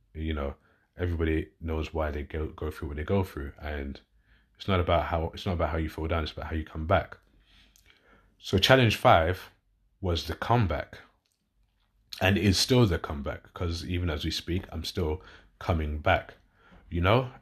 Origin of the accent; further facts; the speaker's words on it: London, United Kingdom; accent: southern; now in West Yorkshire, United Kingdom; I'm originally a southerner, so I'm from London originally, as you can tell by my accent, but I live up north in West Yorkshire